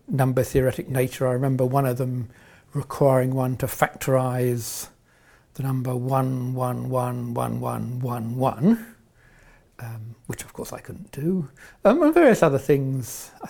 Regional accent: Welwyn Garden City, East of England, United Kingdom; now in Oxford, United Kingdom; I was brought up in Welling Garden City. I went to the local primary school, secondary school, grammar school.

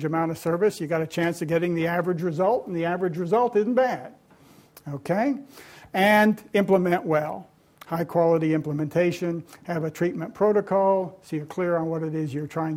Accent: Tennessee, United States; my home state of Tennessee

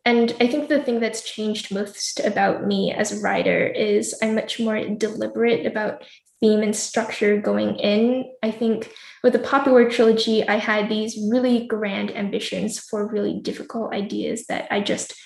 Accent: United States

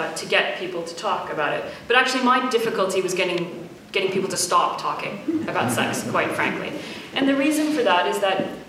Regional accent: Canada; I was brought up in Canada and never really thought much about my Arab or Islamic heritage

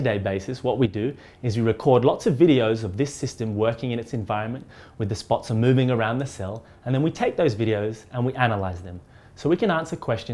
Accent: Australia; moved away as an adult; now in Oxford, United Kingdom; I'm originally from Australia, where I studied physical chemistry, and then I came to Oxford

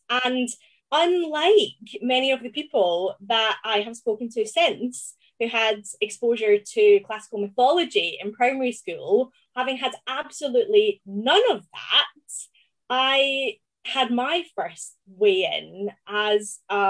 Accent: South Lanarkshire, Scotland, United Kingdom; accent: Glaswegian; moved away as an adult; also born or lived in Oxford; I grew up in South Lanarkshire, which is near Glasgow. So I come from a village about 20 miles south of Glasgow.

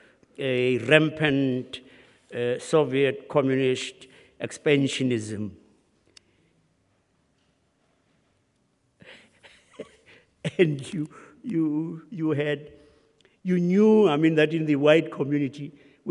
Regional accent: South Africa; My forebears and all of those had been born and bred in South Africa

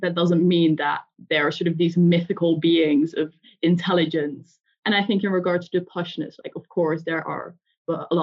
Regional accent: Netherlands; moved away; I'm from the Netherlands

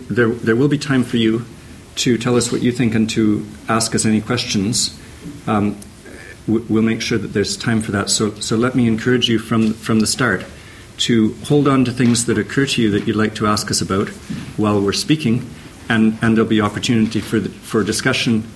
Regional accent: Canada; moved away as an adult; now in Oxford, United Kingdom; I'm Canadian

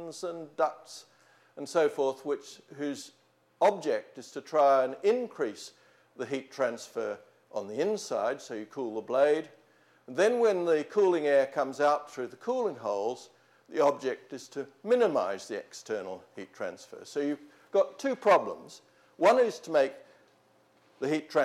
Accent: Australia; also born or lived in New Zealand; now in Oxford, United Kingdom; I'm a New Zealander brought up in Australia

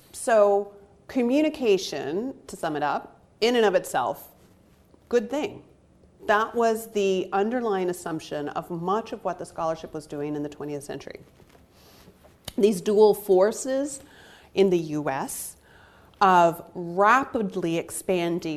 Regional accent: United States; as an American

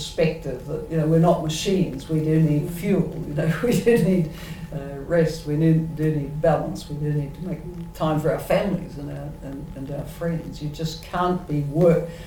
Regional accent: New Zealand; speaking as a New Zealander

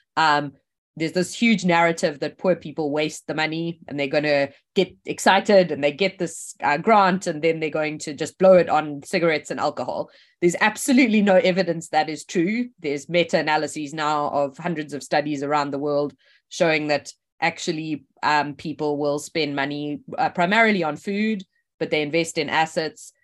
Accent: South Africa; moved away as an adult; also born or lived in Oxford; I grew up in South Africa

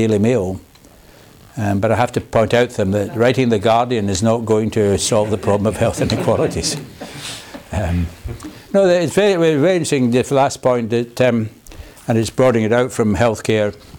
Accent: Glasgow, Scotland, United Kingdom; now in Oxford, United Kingdom; I am from Glasgow

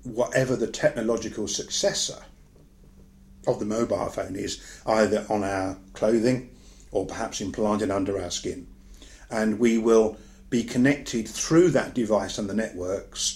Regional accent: United Kingdom; as I'm British and as I live in Britain these days

